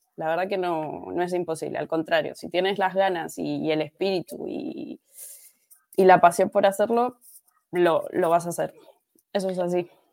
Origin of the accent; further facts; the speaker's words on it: Argentina; moved away as an adult; also born or lived in Alicante; now in Spain; yo soy de argentina. Em, llegué a España en el año 2012